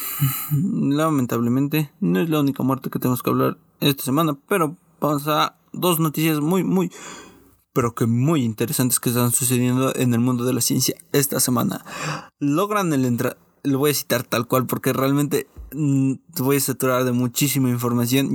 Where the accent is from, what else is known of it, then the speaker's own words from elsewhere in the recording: Mexico; Como buen mexicano